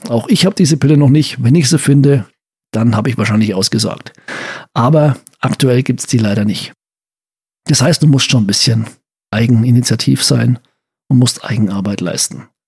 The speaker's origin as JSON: {"language": "German", "area": "Franconia", "region": "Bavaria", "country": "Germany", "said": "bei uns in Franken"}